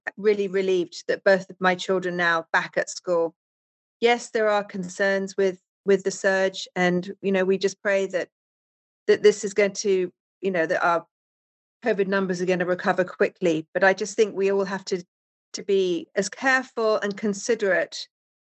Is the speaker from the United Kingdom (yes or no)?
yes; England, United Kingdom; now in Wellington, Florida, United States; you can obviously hear by my accent, I'm from England originally.